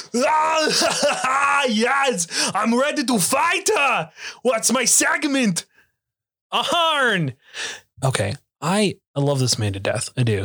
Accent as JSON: {"language": "English", "region": "Oklahoma", "country": "United States", "said": "I'm from Oklahoma"}